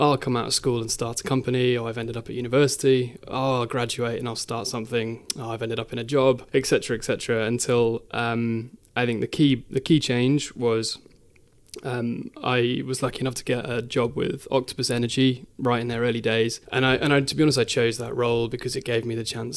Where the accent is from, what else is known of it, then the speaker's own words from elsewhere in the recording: Midlands, United Kingdom; I was born and raised in the Midlands